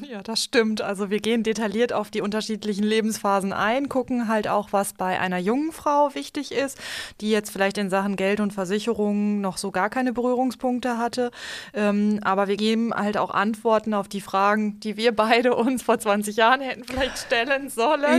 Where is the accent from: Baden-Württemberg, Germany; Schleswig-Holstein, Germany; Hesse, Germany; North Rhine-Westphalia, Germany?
Hesse, Germany; Limburg an der Lahn; ich komme ja jetzt auch aus Limburg, aus einer etwas ländlicheren Gegend